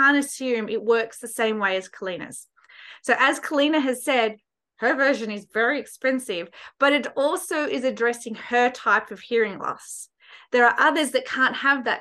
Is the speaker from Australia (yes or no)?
yes; Australia; me being Australian, I learned Auslan, being Australian Sign Language